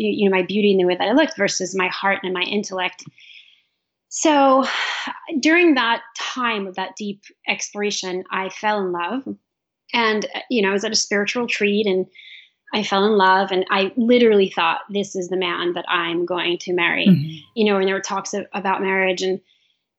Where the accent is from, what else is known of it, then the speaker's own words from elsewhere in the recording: New York, United States; I'm from New York, and there was some violence in the community